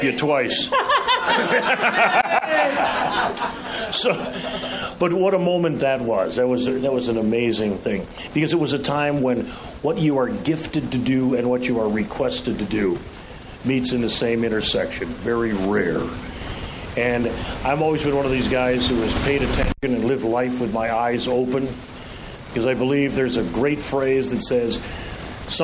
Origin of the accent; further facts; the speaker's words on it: Chicago, Illinois, United States; I grew up on the South Side